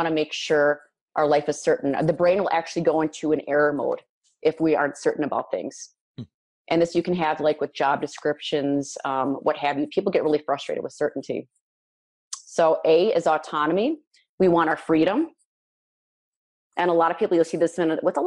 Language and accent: English; Midwest, United States; I'm from the Midwest.